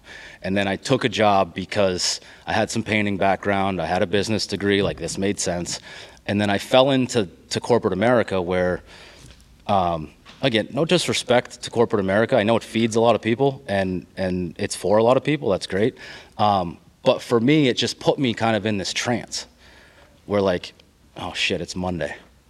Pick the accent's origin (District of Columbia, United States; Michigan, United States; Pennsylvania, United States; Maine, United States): Maine, United States; moved away; I'm a transplant. Like, I came from Maine.